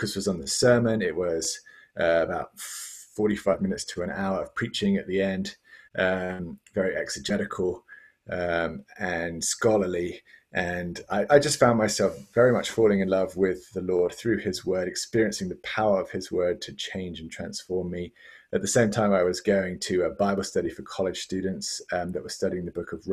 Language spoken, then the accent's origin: English; London, United Kingdom; moved away as an adult; also born or lived in Cambridge; now in Tallahassee, United States; I was born in England, and I grew up in the Church of England